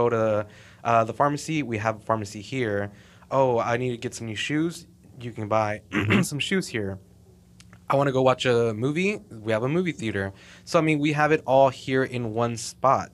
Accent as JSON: {"language": "English", "town": "Fort Worth", "region": "Texas", "country": "United States", "tie": "born or raised there", "also_born_or_lived": "Mexico", "said": "born and raised here in Fort Worth"}